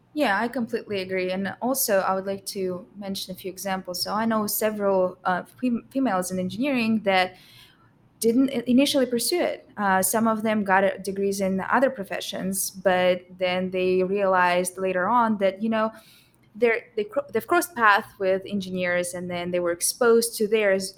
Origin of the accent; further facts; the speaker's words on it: Russia; moved away as an adult; now in United States; I came from Russia, and that's where I attended high school.